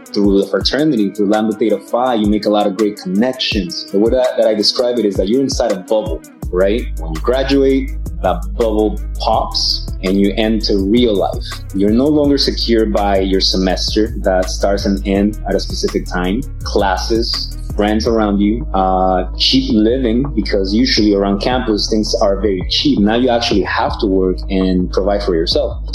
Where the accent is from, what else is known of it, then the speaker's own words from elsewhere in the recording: Atlanta, Georgia, United States; also born or lived in Mexico City, Mexico; Grew up in Atlanta, Georgia. So ATL, that's my hometown